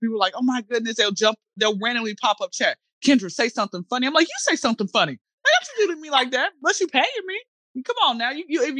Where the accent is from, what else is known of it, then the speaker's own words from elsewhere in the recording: Atlanta, Georgia, United States; I'm from Atlanta. I've been here since I was zero